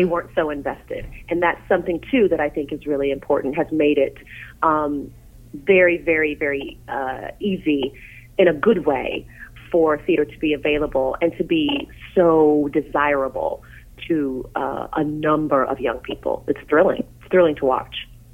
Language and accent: English; Tennessee, United States; in my hometown, there was something called Governor School, and I went to Governor School for Tennessee